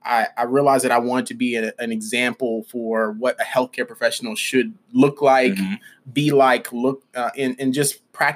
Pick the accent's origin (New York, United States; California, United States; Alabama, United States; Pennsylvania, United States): Alabama, United States; Birmingham; also born or lived in Atlanta; my story began in Birmingham, Alabama. That's where I'm from.